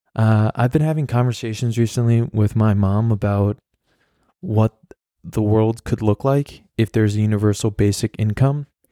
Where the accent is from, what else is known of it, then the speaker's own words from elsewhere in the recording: New York, United States; moved away as an adult; now in Berlin, Germany; I'm from New York